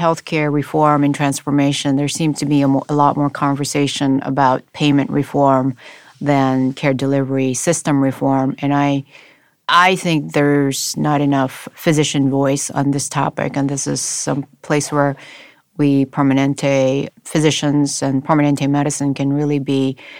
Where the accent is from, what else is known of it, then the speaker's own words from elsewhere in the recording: Honolulu, Hawaii, United States; now in Los Angeles, United States; And so I grew up in Honolulu for about a few years, and then I got the island fever and asked my parents